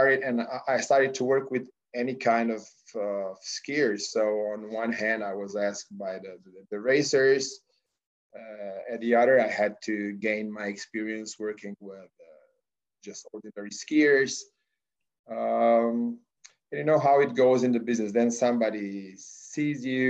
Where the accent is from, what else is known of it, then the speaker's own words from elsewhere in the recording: Slovenia; also born or lived in Australia; I'm coming from Slovenia, which is a small country, as you know, but very sportly oriented